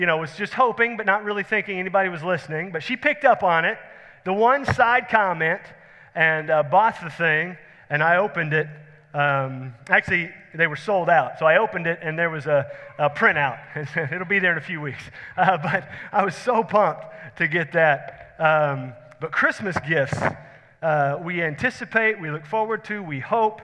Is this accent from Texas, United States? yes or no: yes; Houston, Texas, United States; We grew up in Houston.